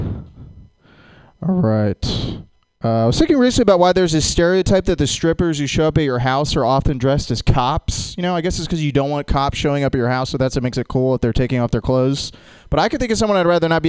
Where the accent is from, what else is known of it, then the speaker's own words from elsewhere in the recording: Jacksonville, Florida, United States; Growing up in Jacksonville